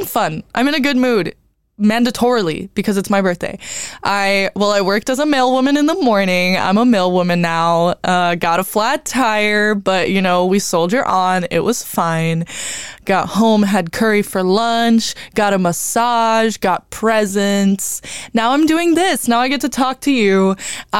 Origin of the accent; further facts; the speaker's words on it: Brazil; moved away; I'm from Brazil